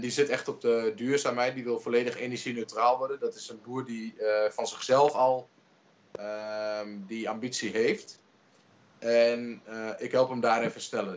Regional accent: Twente, Overijssel, Netherlands; ik kom uit Twente

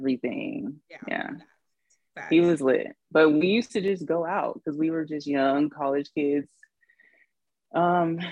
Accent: Charleston, United States; moved away; I'm from Charleston

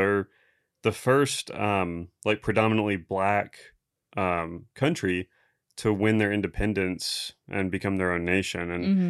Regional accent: Texas, United States; I'm a Texan. So.

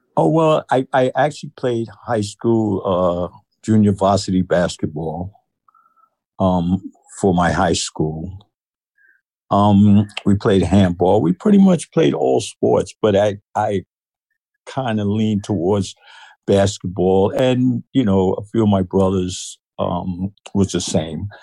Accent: New York City, New York, United States; moved away as an adult; now in West Virginia, United States; I was born in Brooklyn, New York

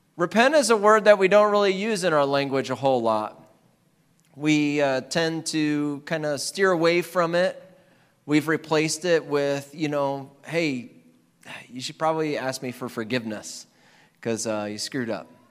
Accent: Iowa, United States

